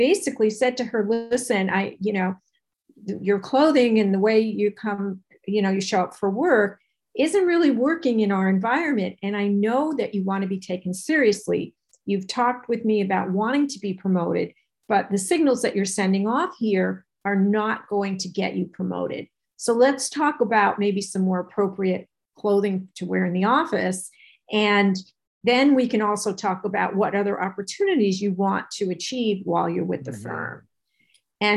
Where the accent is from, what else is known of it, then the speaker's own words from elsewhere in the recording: New York, United States; I'm from New York